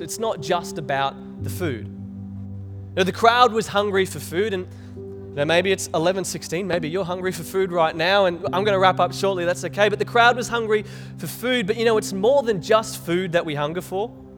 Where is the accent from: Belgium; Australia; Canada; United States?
Australia; Cairns, Queensland; I was growing up in Cairns